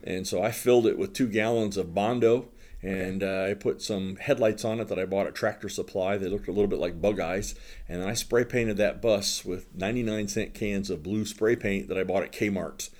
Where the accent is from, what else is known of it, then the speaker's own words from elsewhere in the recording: Southern Ohio, United States; moved away; also born or lived in Fort Wayne, Indiana; I grew up in Southern Ohio